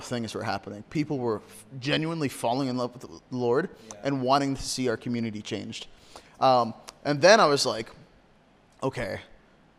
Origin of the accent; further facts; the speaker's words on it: Corry, Pennsylvania, United States; here in my hometown